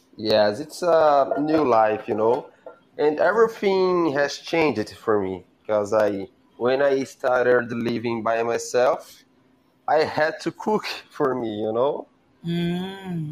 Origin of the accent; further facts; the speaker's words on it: Brazil; English is a second language; I'm from Brazil